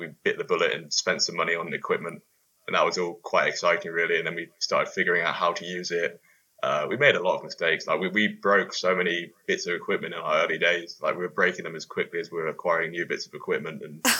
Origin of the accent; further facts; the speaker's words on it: Bath, South West England, United Kingdom; also born or lived in London; now in Edinburgh, United Kingdom; So I moved up from London. Well, I come from Bath, but I moved from London up to Edinburgh